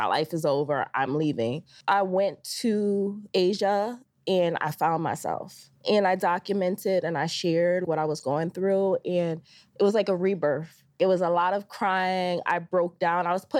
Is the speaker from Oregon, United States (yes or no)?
no; New Britain, Connecticut, United States; now in New York, United States; so I'm from New Britain, Connecticut, which is about 2.5 hours from New York.